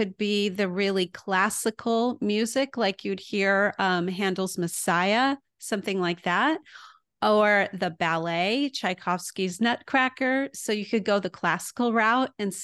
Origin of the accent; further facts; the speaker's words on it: El Paso, Texas, United States; moved away as an adult; also born or lived in Houston, Texas / Midland, Texas / Waco, Texas; now in Illinois, United States; I was born in Houston, but mostly grew up in El Paso. But I've also lived in Midland and Waco.